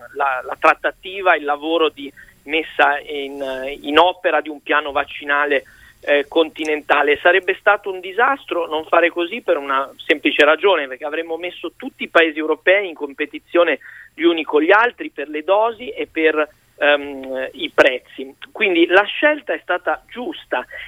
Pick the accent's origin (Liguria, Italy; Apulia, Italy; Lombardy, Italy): Liguria, Italy; Io sono ligure